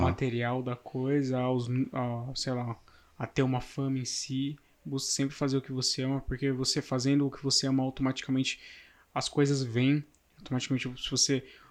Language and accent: Portuguese; São Paulo, Brazil; nasci em São Paulo, vivo em São Paulo, vivo a vida inteira